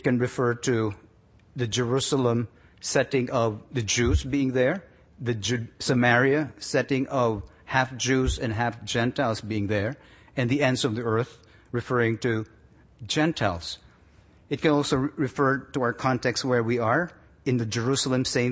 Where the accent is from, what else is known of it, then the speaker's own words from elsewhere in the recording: Philippines; moved away as an adult; also born or lived in Manila; now in Toronto, Canada; we lose our being Filipino